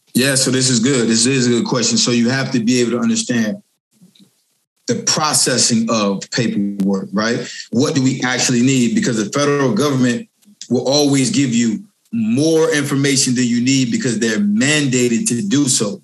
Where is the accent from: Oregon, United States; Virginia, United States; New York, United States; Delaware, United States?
Virginia, United States; Richmond; also born or lived in Norfolk, Virginia; I'm born and raised in Richmond, Virginia. Then I moved down to Norfolk, Virginia